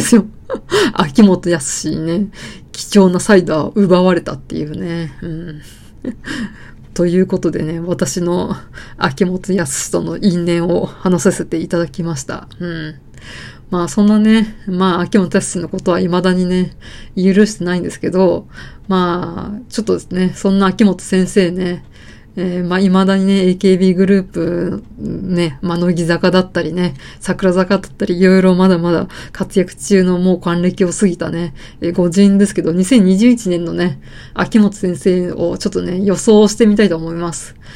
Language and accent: Japanese; rural Saitama, Japan; 田舎、埼玉の田舎出身なんで